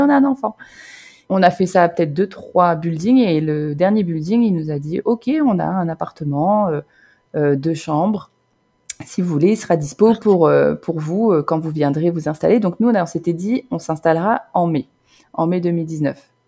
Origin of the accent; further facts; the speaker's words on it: Normandy, France; moved away as an adult; also born or lived in Basque Country; now in Vancouver, Canada; je suis originaire de Normandie